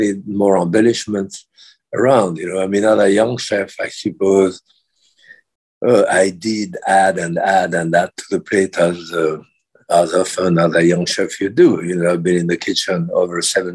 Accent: France; moved away; being French

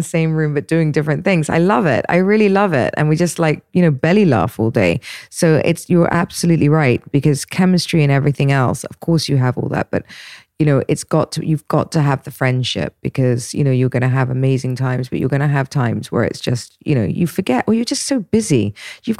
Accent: England, United Kingdom; I'm English.

